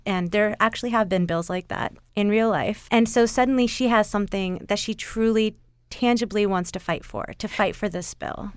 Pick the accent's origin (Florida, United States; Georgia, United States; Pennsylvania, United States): Georgia, United States; Atlanta; We're suburban moms from Atlanta